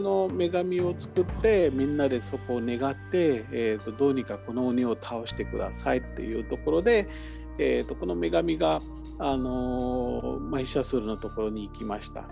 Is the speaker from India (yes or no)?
yes; Maharashtra, India; 私の出身のハラシュト州のモンバイとかプネとか